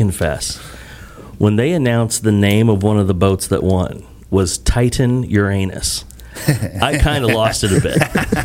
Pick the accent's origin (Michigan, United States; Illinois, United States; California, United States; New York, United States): Illinois, United States; moved away; Originally, Illinois